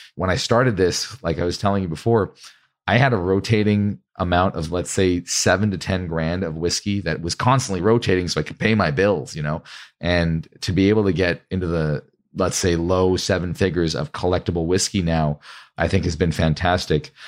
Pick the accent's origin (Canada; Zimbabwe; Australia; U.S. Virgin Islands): Canada; I'm actually Canadian